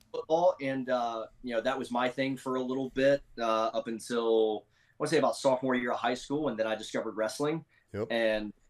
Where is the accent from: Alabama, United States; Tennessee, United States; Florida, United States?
Tennessee, United States; Memphis; I grew up in roundabouts Memphis, Tennessee area